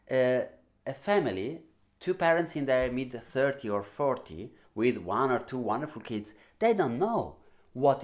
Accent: Italy; we are from Italy

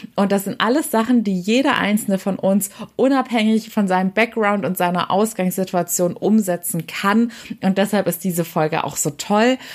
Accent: Waiblingen, Baden-Württemberg, Germany; Also Weibling ist meine Heimatstadt bei Stuttgart.

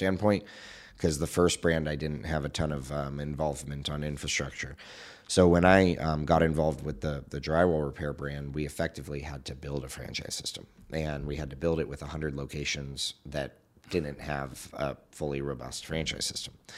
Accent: Southern California, United States; I grew up in Southern California

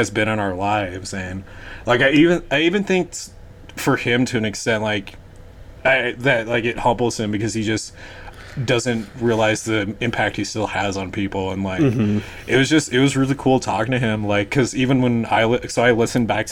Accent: Denver, Colorado, United States; growing up in Denver

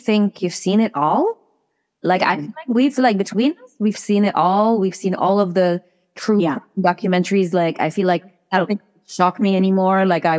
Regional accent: Cairo, Cairo Governorate, Egypt; I'm from Cairo.

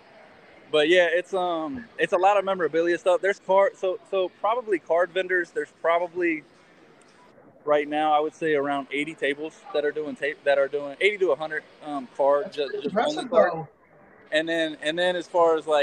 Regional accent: Cincinnati, Ohio, United States; now in South Carolina, United States; I'm from Cincinnati originally

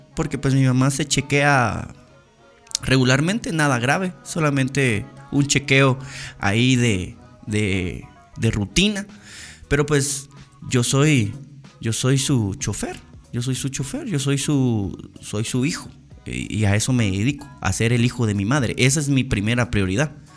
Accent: Guatemala; como guatemaltecos

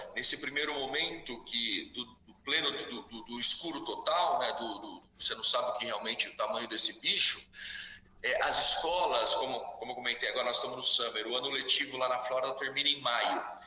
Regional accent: Araraquara, São Paulo, Brazil; moved away as an adult; now in United States; eu estou aqui em Araraquara, uhum. onde, eu fui, onde eu nasci, fui criado

